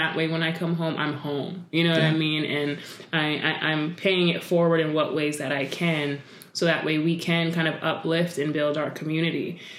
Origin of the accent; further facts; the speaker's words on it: Idaho, United States; also born or lived in Connecticut / Delaware; I will say I'm from Idaho, even though I didn't necessarily grow up there.